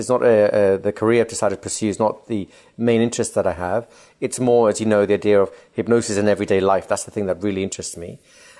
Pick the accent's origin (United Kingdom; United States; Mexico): United Kingdom; London; accent: English; also born or lived in Spain; So I grew up in part in Spain, and then later on, about 7 years later on, we moved to England, and I grew up mostly in London at that point, hence my English accent.